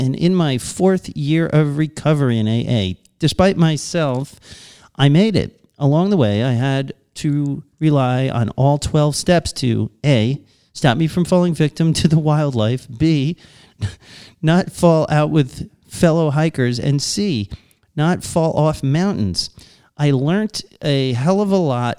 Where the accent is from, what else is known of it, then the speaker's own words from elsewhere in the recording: Long Island, New York, United States; from Long Island. I'm American